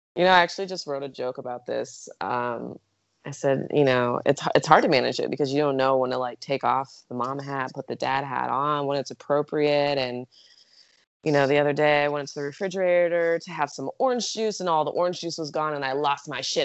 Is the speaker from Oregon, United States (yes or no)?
yes; Eugene, Oregon, United States; moved away as an adult; now in Arizona, United States; I grew up in Eugene, Oregon.